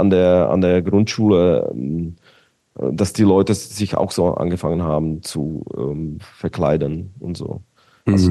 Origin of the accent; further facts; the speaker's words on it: Bratislava, Bratislava Region, Slovakia; okay, ich komme aus Bratislava, Petržalka, Petržalka war quasi wie Mazan, so ein Gebiet